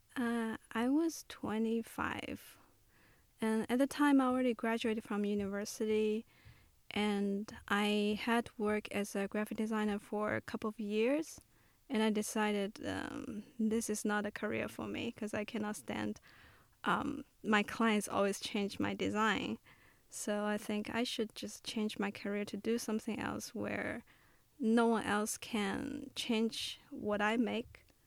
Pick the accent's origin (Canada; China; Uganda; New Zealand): China; Shanghai; moved away as an adult; also born or lived in Memphis; the place I grew up in Shanghai